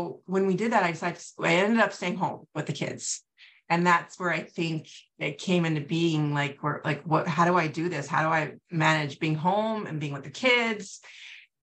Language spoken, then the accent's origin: English; California, United States; moved away as an adult; also born or lived in New York; now in Wisconsin, United States; I moved back to California, where I'm from